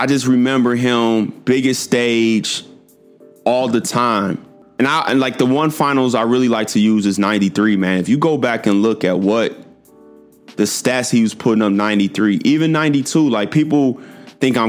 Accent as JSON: {"language": "English", "town": "Chicago", "region": "Illinois", "country": "United States", "said": "my age and I'm from Chicago"}